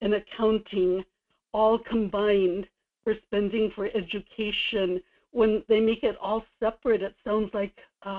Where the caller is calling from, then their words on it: Kodiak, Alaska, United States; in Kodiak.